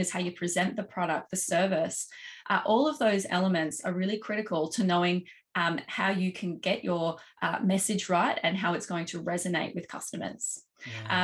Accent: Australia; accent: Australian; as you can probably tell from my accent, um, based in Australia, uh, we've got operations in uh, here in Oz

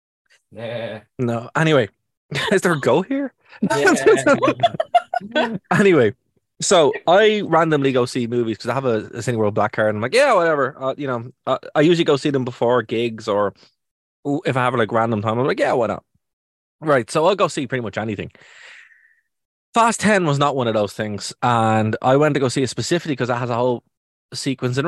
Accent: Ireland; being Irish

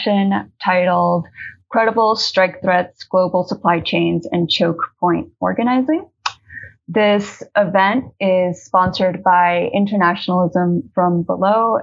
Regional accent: Colombia; I'm an activist from Colombia with a background in agrarian organizing

